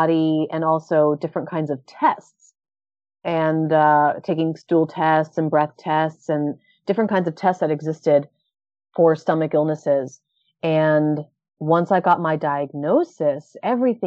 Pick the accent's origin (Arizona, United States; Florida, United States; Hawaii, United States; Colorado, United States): Florida, United States; Orlando; moved away as an adult; also born or lived in New York / Thailand / Japan; I've spent the last 15 years in New York, Thailand, and Japan. And I'm now back in my hometown of Orlando.